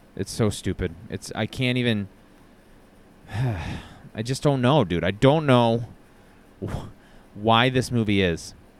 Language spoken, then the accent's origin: English; Brockton, Massachusetts, United States; the Brockton Rocks, which is the minor league baseball team in my hometown